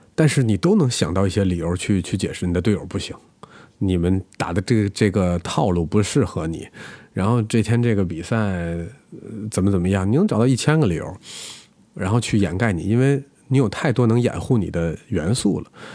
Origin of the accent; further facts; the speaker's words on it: China; 我们中国人